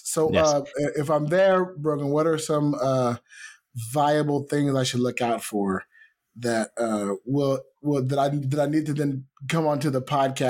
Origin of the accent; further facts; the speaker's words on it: United States; I am American.